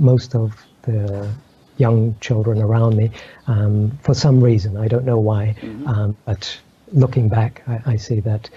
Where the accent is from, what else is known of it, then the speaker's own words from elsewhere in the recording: Egypt; I grew up in Egypt